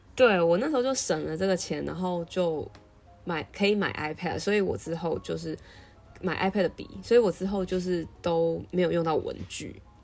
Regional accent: Taiwan; moved away as an adult; now in Chicago, United States; 他听到我的台湾来

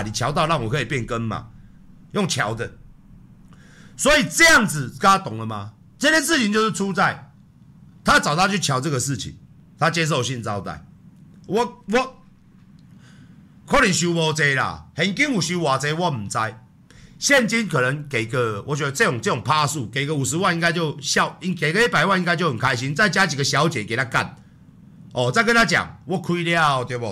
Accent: Taiwan; 我们台湾人

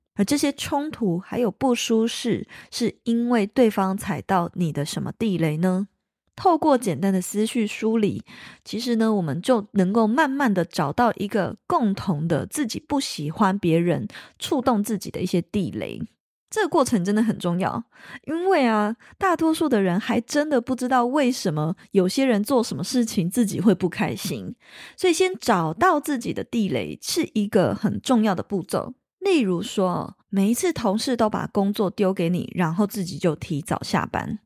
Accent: Taiwan; 在我们台湾人的成长过程当中

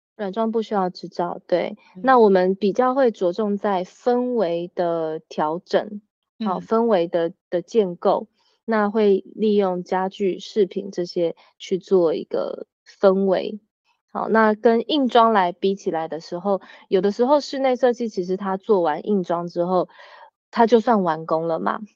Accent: Taiwan; moved away as an adult; now in France; 我那时候回台湾的时候，我只有带弟弟

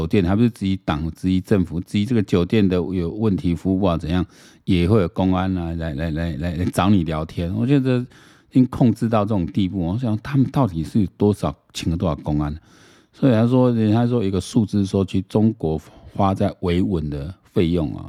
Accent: Taiwan; 因为我们台湾人真的对俄罗斯乌克兰不是那么了解，所以看资料蛮有趣的。

